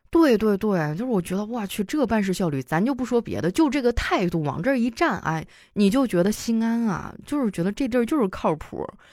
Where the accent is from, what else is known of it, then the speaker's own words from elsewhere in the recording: Harbin, Heilongjiang, China; moved away; 我老家哈尔滨